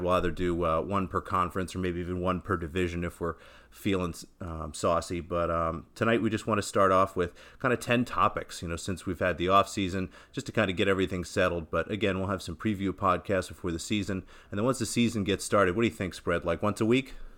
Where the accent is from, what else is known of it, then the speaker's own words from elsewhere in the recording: Philadelphia, Pennsylvania, United States; I'm from Philadelphia